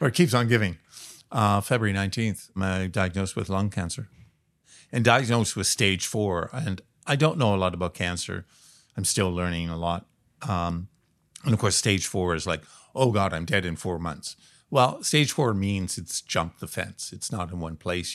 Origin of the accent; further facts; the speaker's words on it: Toronto, Ontario, Canada; now in Vancouver, Canada; I grew up in Toronto